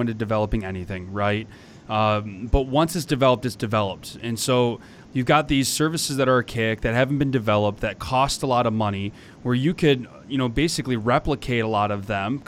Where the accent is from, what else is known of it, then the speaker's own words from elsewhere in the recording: Detroit, Michigan, United States; I'm from Detroit, Michigan